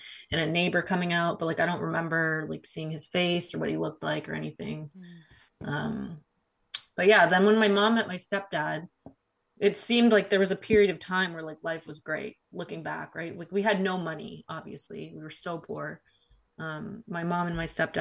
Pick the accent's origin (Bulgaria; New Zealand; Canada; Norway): Canada; my mom came to Canada. I'm from Canada